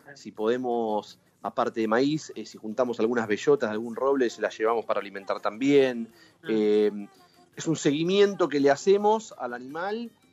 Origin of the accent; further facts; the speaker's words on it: Buenos Aires Province, Argentina; si bien no, nací ni vivo en Capital Federal, eh, soy del conurbano, pero me considero una persona de ciudad